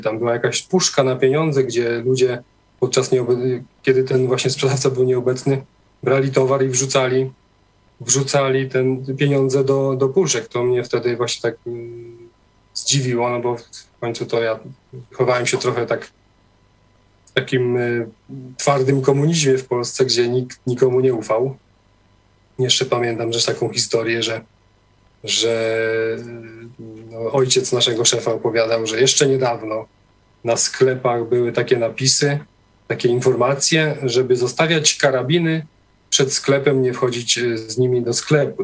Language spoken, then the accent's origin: Polish; Poland; moved away as an adult; also born or lived in Norway; wyjechałem do Norwegii e, w wieku lat 19, a e, większość życia spędziłem, wychowałem się na wsi w takiej wiejskiej parafii katolickiej